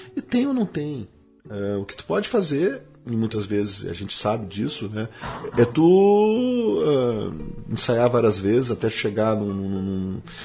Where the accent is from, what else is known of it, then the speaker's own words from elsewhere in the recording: Porto Alegre, Rio Grande do Sul, Brazil; somos de Porto Alegre